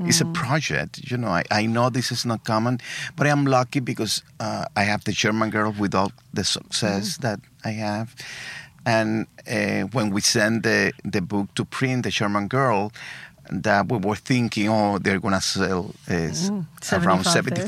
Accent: Havana, Cuba; born or raised there; English is a second language; also born or lived in Guantanamo, Cuba; now in United States

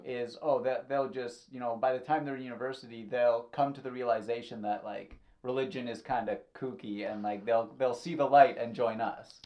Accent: Thornhill, Ontario, Canada; I grew up in Thornhill

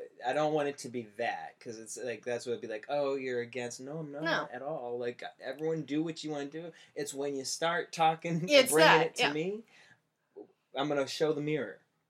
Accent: Cape Cod, Massachusetts, United States; Cape Cod.

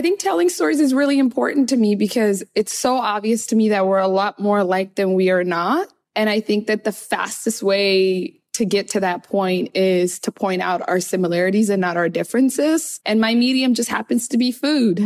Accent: Seattle, Washington, United States; English is a second language; moved away as an adult; also born or lived in Somalia / Kenya; now in New York, United States; I felt very other growing up in Seattle.

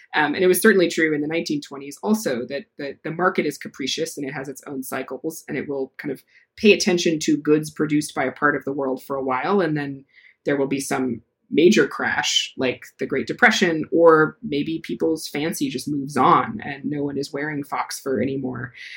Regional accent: Decorah, Iowa, United States; I grew up in Iowa as a in the middle of a capitalist democratic country.

